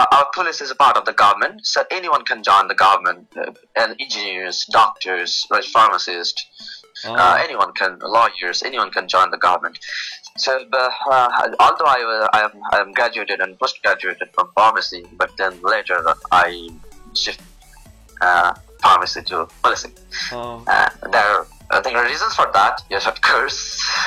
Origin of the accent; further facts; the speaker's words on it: Dhaka, Dhaka Division, Bangladesh; I'm from Bangladesh, from the capital of Bangladesh, Dhaka.